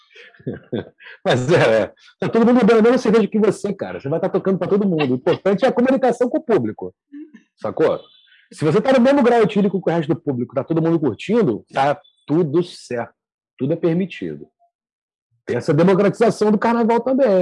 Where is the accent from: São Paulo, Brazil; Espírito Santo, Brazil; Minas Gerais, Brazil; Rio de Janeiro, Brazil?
Rio de Janeiro, Brazil; eu sou do Rio